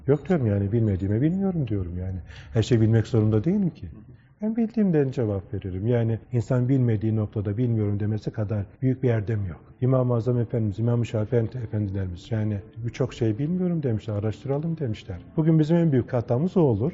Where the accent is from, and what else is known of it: Çanakkale, Turkey; born or raised there; moved away